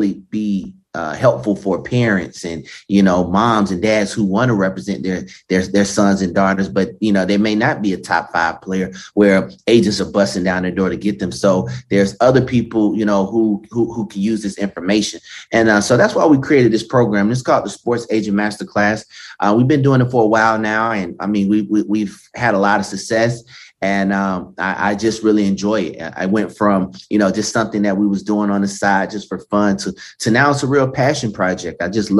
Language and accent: English; Stone Mountain, Georgia, United States; I actually went back to my hometown, Stone Mountain, Georgia